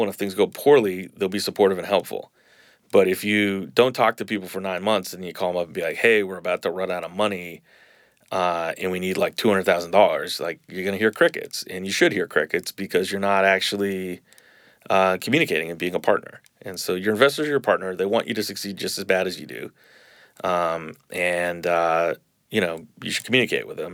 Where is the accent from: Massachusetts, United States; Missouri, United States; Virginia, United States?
Massachusetts, United States; Boston; moved away as an adult; now in New Orleans, United States; I grew up in Boston.